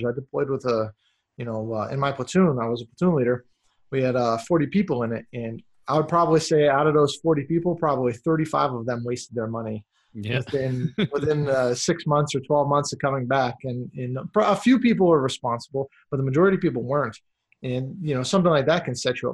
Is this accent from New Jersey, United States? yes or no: no; Massachusetts, United States; now in Texas, United States; I'm from Massachusetts originally. I live here in Texas now